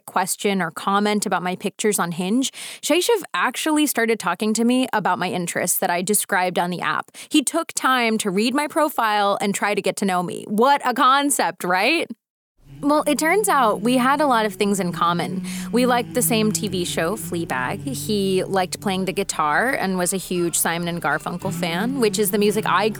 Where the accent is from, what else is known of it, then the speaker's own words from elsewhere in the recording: United States; also born or lived in North Carolina / East Coast; now in California, United States; I grew up American on McDonald's Happy Meals